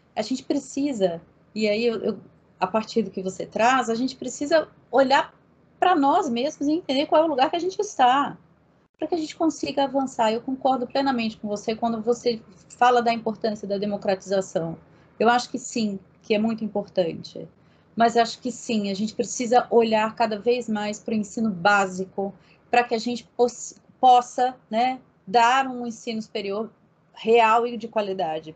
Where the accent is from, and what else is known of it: Brazil